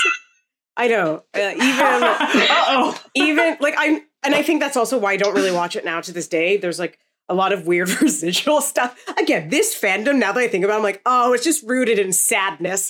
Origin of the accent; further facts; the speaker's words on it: Canada; I'm Canadian